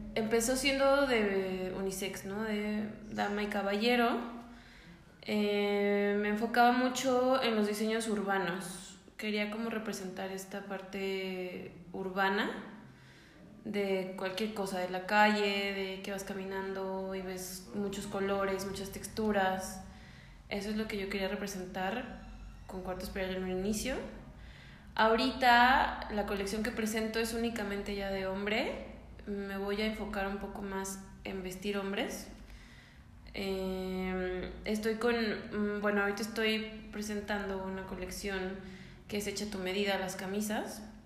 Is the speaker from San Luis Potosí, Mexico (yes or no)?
yes; San Luis Potosí, Mexico; soy potosina